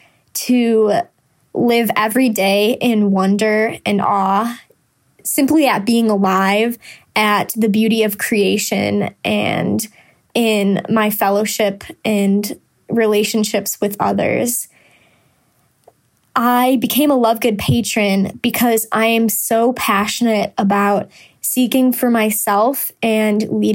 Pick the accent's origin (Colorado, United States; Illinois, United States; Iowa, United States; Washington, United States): Illinois, United States; Chicago; I'm from Chicago, Illinois, and I'm a student at Franciscan University of Steubenville